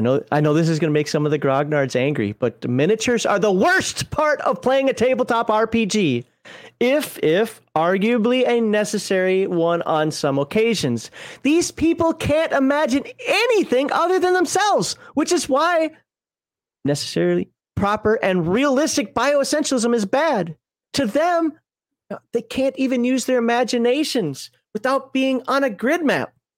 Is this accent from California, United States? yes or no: no; Minnesota, United States; I'm from Minnesota